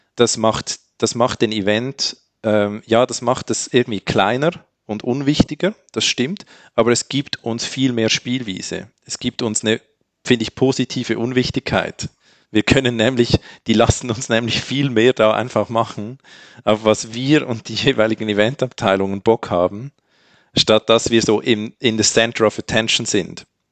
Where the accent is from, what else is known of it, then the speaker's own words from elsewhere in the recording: Switzerland; als Schweizer